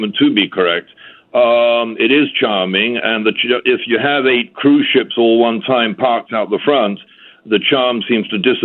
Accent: St. Kitts & Nevis; I am from St. Kitts and have been here at Timothy Beach for about 19 years

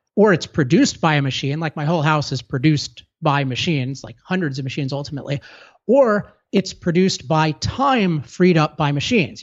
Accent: California, United States; I'm from California

